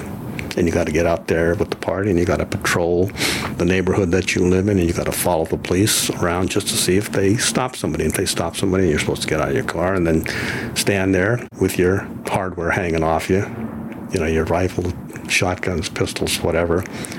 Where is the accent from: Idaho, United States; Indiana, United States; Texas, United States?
Idaho, United States; born there; I was born in the Minidoka concentration camp in Idaho, southern Idaho.